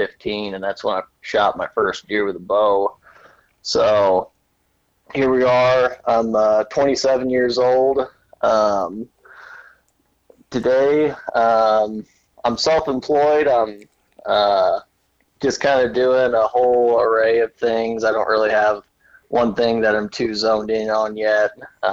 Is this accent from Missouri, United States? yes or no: yes; Bonne Terre, Missouri, United States; I was born in Bon Terre, Missouri.